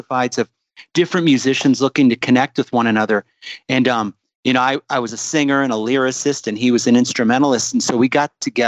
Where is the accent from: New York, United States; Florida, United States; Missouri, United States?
Florida, United States; South; also born or lived in Ohio / Boca Raton, Florida; now in Utah, United States; I was born in Ohio, but I grew up in South Florida